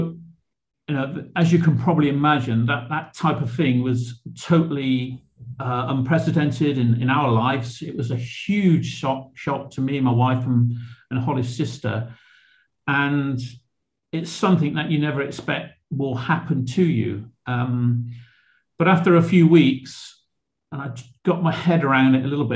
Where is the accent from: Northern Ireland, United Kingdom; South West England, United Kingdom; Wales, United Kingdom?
South West England, United Kingdom; Bristol; moved away as an adult; also born or lived in Cheltenham; I was brought up in Shirehampton